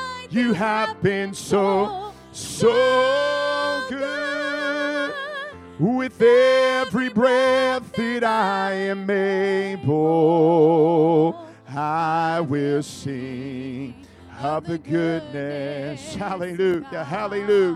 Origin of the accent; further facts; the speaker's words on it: California, United States; I'm from California